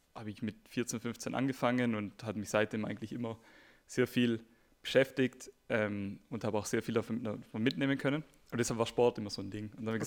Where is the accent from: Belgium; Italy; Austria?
Italy; South Tyrol, Trentino-Alto Adige; moved away as an adult; now in Munich, Germany; ich komme nämlich aus Südtirol, ähm, nach München gekommen.